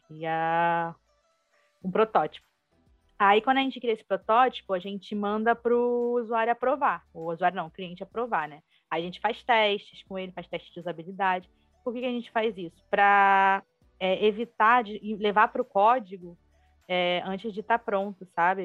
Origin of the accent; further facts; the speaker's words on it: Rio de Janeiro, Brazil; sou carioca, né, do Rio